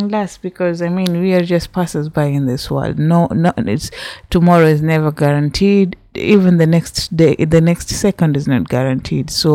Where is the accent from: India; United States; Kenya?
Kenya; I am from Kenya. I speak Swahili.